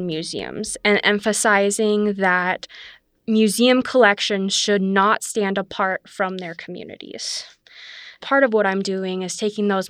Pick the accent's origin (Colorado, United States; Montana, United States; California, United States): Montana, United States; Laurel; I grew up in Laurel, Montana, on the eastern side of the state.